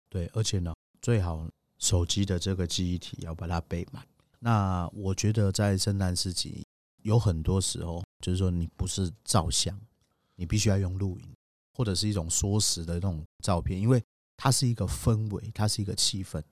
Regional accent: Taiwan; 我们其实台湾人

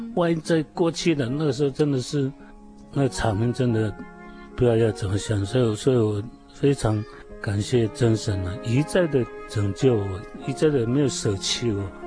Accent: Minsheng Village, Sanmin Township, Kaohsiung, Taiwan; 我是标准的布农族原住民，呃，住在高雄县三明乡民生村。 土生土长

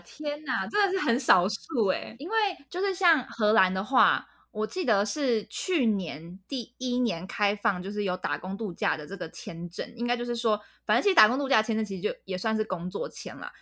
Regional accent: Taiwan; moved away; 身为台湾人真的很棒了

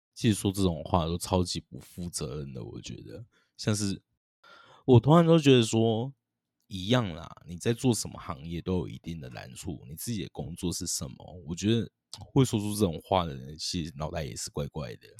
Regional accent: Tainan, Taiwan; 身为台南人的我

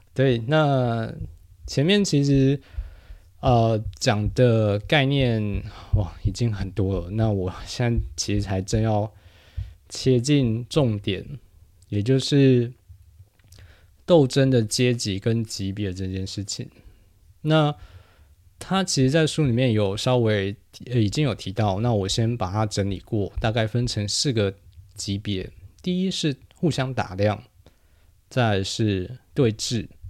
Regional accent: New Taipei, Taiwan; now in Taipei, Taiwan; 因为我是新北长大的，所以 虽然我现在长期居住在台北啊

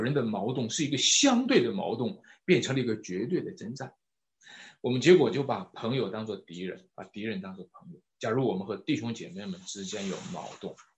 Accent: China; 我们中国人

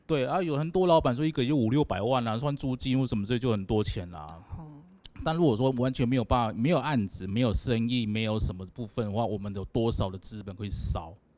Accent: Taiwan; 我们台湾人很，很团结

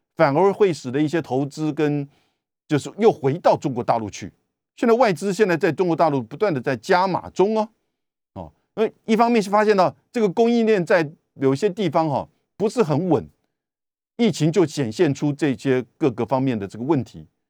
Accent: Taiwan; 我们台湾这边

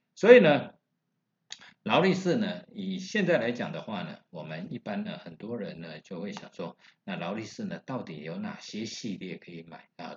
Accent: Taiwan; 我们台湾人一般把它叫做罗雷

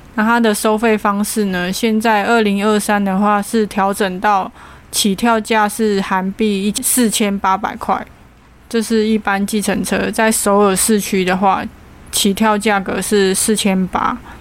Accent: Taiwan; 我们是从台湾来的

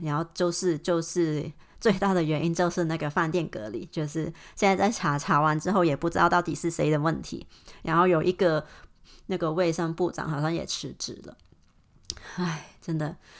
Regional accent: Hong Kong; Chinese is a second language; moved away as an adult; now in Melbourne, Australia; 我是来自香港的，可是我现在目前住在，呃，墨尔本

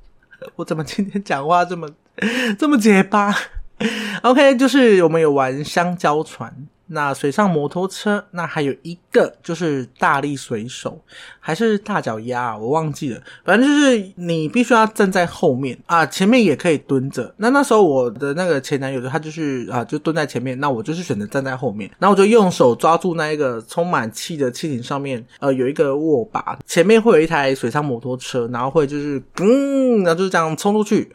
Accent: Tainan, Taiwan; first language Taiwanese Hokkien; Chinese is a second language; 我是因为台南人的，台语就是我的母语

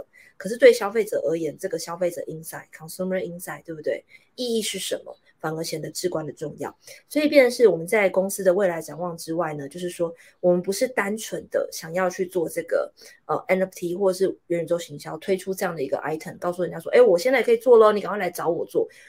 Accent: Taiwan; 我现在明明就是一个台湾人，对不对？

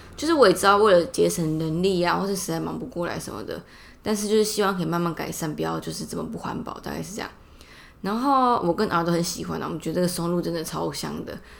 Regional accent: Taipei, Taipei City, Taiwan; 我从小住在市里嘛

